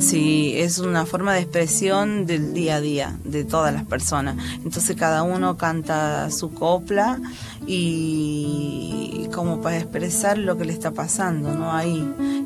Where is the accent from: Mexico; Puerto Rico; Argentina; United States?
Argentina; Angastaco, Salta; moved away; yo soy de los valles calchaquíes de Salta, eh, en un pueblito que se llama Angastaco